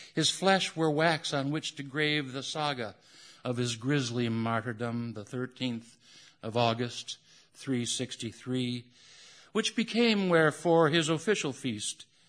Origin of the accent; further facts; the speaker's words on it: United States; as every American